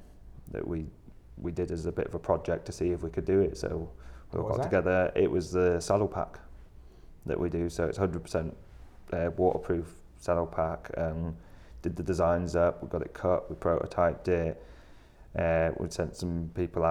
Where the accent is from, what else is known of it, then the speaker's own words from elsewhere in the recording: Bradford, Yorkshire and the Humber, United Kingdom; moved away as an adult; now in Leeds, United Kingdom; I'm from Bradford, which is city next door